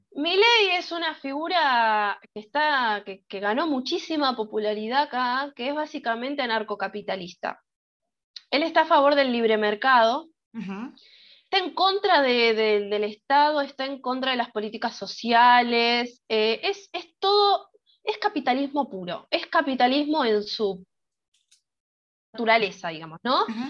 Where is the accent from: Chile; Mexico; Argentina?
Argentina; las personas de Argentina solemos ser muy teóricas al momento de debatir